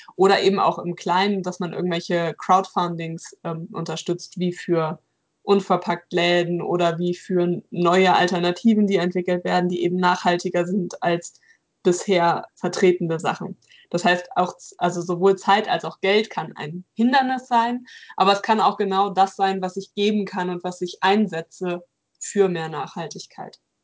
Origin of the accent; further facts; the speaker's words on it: North Rhine-Westphalia, Germany; hier in NRW, wo ich herkomme